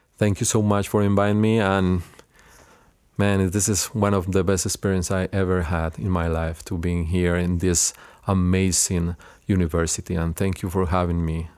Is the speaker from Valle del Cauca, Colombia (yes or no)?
yes; Cali, Valle del Cauca, Colombia; English is a second language; moved away as an adult; also born or lived in Los Angeles / Illinois; now in United States; I grow up in Cali, which is the second city of Colombia